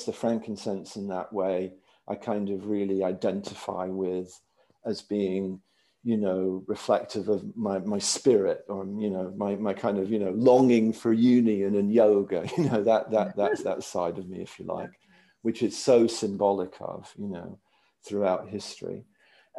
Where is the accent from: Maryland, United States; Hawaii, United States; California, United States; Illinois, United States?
Maryland, United States; I grew up in Maryland